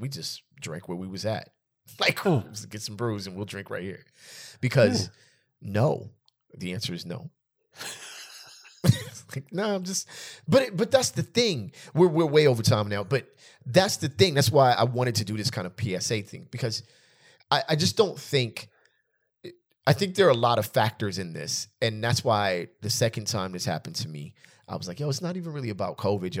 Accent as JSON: {"language": "English", "region": "California", "country": "United States", "said": "And just in general, I'm from California where there's a lot of space."}